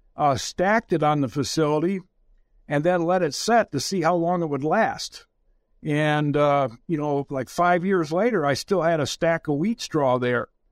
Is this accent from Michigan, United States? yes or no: yes; about forty miles north of Detroit, Michigan, United States; I actually grew up in the slum area of Michigan